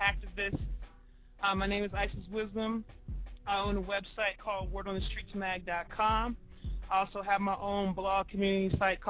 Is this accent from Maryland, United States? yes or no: yes; Baltimore, Maryland, United States; moved away as an adult; now in Atlanta, United States; I relocated from Baltimore, Maryland. That's originally where I'm from.